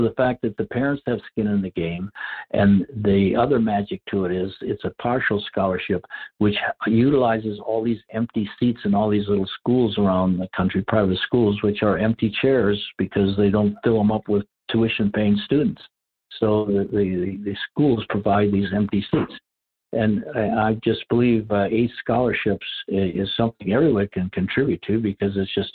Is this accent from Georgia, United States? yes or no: no; Rice Lake, Wisconsin, United States; moved away; my hometown of Rice Lake, Wisconsin. It's a very small community, 5,000 people when I grew up